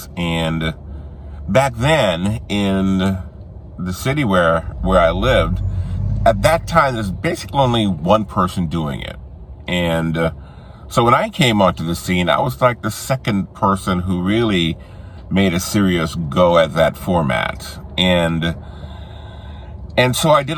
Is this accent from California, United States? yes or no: no; New Orleans, Louisiana, United States; moved away; New Orleans, which was my hometown